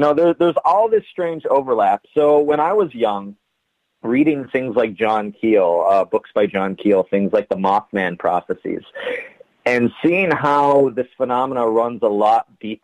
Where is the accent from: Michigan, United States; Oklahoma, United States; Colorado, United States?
Michigan, United States; Ironwood; it was a very small northern Michigan town. I'm actually from Ironwood, Michigan, a town of maybe, it's less than 5,000 people.